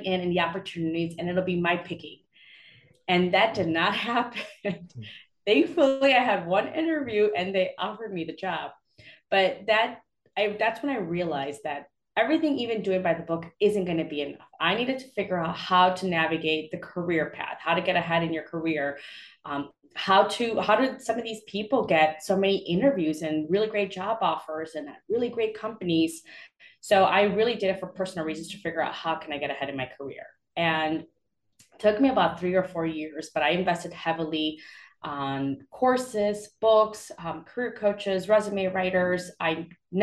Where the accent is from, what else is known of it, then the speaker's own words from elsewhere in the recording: Chicago, Illinois, United States; moved away as an adult; also born or lived in Guatemala; now in Raleigh-Durham, United States; I was born in Guatemala and raised in Chicago. So I lived most of my life in Chicago, and now I'm living in the Raleigh-Durham area in North Carolina